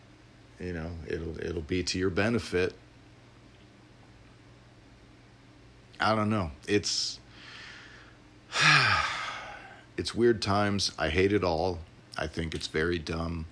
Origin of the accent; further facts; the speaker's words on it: Illinois, United States; born and raised in Illinois, I grew up in the area around the Prairie Path